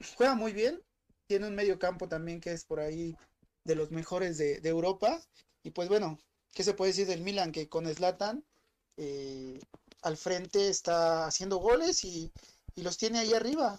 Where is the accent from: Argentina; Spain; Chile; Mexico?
Mexico; como mexicano